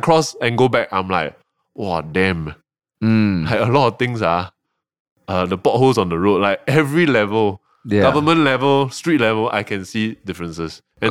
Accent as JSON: {"language": "English", "country": "Malaysia", "lives_now": "Singapore", "said": "okay, full disclosure, Malaysian. I'm a PR here."}